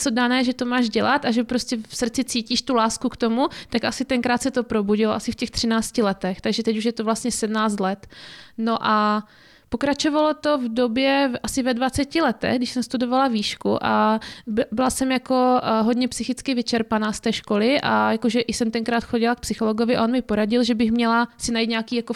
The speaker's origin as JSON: {"language": "Czech", "town": "Zlín", "region": "Zlín Region", "country": "Czechia", "lives_now": "Opava, Czechia", "said": "No, tak já pocházím ze Zlína, a můžu říct, že od té doby, co bydlím v Opavě, tak eh, to fakt hrdě říkám, že pocházím ze Zlína"}